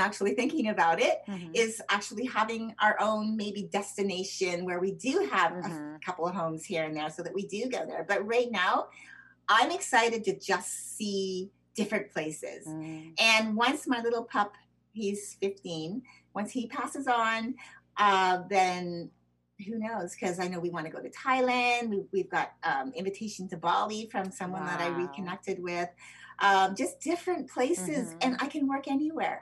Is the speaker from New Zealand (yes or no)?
no; Canada; also born or lived in United States; I'm American citizen born, but I was also raised in Canada